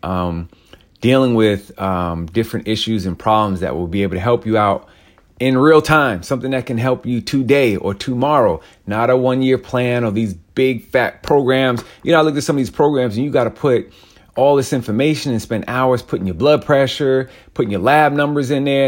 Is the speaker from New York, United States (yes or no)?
yes; New York, United States; I grew up in New York